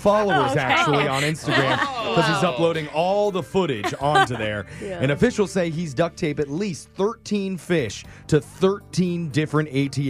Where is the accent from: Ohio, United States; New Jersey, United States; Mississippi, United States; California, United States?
California, United States; Los Angeles; born or raised there